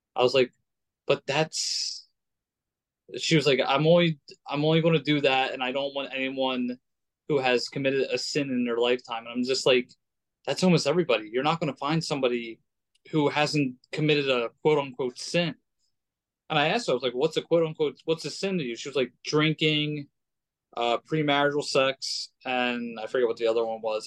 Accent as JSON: {"language": "English", "country": "United States", "tie": "born or raised there", "said": "I grew up in America"}